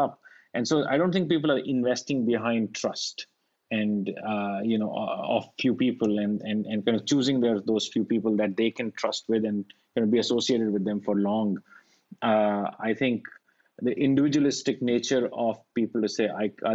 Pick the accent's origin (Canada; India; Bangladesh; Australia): India; moved away; I grew up in India